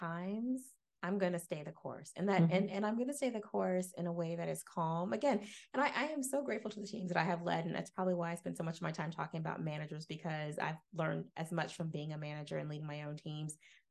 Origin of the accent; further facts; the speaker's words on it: Jacksonville, Florida, United States; I grew up in Jacksonville